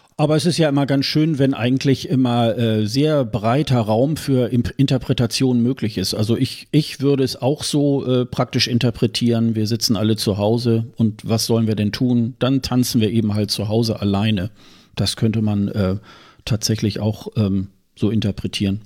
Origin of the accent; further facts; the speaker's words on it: Hildesheim, Lower Saxony, Germany; moved away; meine Geburtsstadt Hildesheim